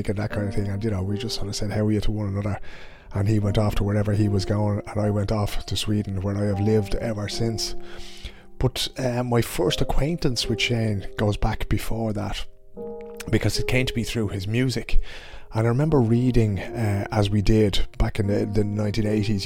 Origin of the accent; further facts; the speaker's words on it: Ireland; as Irish people abroad